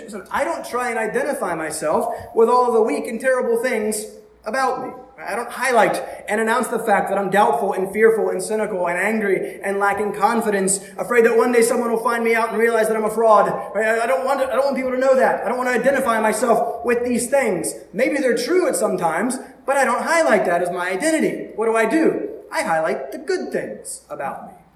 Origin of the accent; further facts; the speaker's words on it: the South, United States; I'm from the South